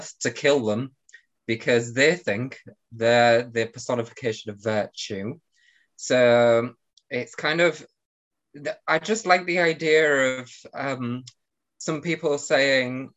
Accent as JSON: {"language": "English", "town": "Hull", "region": "Yorkshire and the Humber", "country": "United Kingdom", "tie": "born or raised there", "said": "I come from Hull in the UK, which isn't near London"}